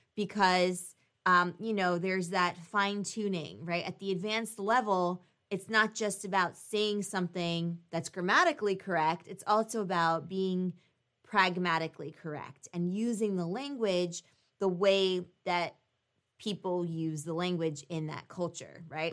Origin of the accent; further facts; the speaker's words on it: United States; we're both American